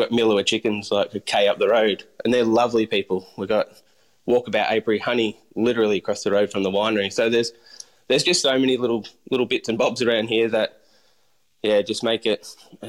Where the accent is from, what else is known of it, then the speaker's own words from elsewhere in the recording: Bendigo, Victoria, Australia; also born or lived in London, United Kingdom; So after I grew up in Bendigo, I started my apprenticeship there with the Van Handel's first restaurant, Clogs. Moved to Melbourne